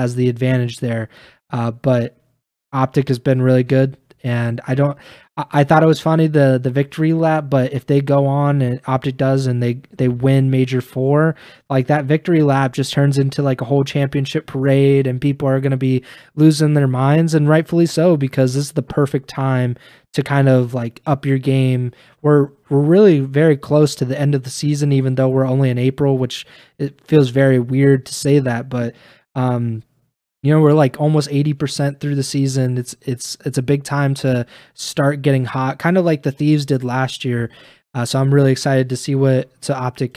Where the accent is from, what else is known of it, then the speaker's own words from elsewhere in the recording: Columbus, Ohio, United States; my hometown of Columbus, Ohio